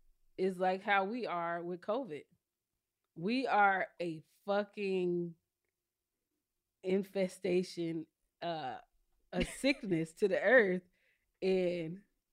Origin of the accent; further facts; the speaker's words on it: South Carolina, United States; I'm from South Carolina.